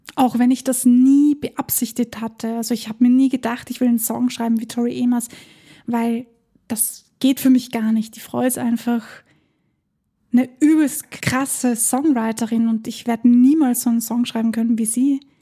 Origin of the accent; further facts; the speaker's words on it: Vienna, Austria; bei uns in Wien